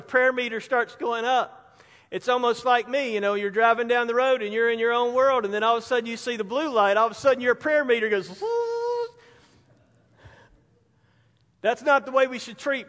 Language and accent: English; Spartanburg, South Carolina, United States; Growing up in Spartanburg